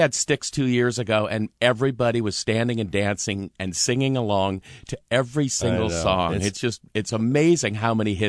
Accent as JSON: {"language": "English", "town": "Seattle", "region": "Washington", "country": "United States", "tie": "born or raised there", "moved": "as an adult", "lives_now": "Eastern Washington, United States", "said": "great to be back in my hometown. I grew up over here in Seattle and went to college at WSU and found out there were actually four seasons in Washington State and decided to stay east of the mountains."}